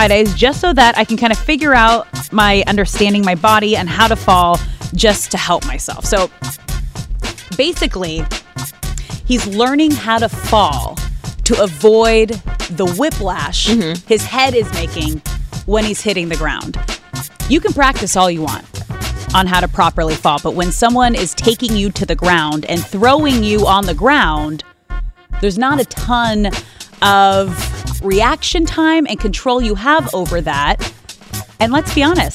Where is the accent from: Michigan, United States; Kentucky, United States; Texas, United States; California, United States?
California, United States; Los Angeles; I'm born and raised here